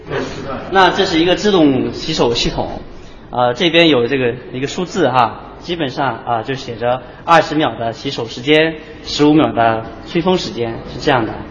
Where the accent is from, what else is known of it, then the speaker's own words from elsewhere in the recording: China; 我是中国人啊，但是我是朝鲜族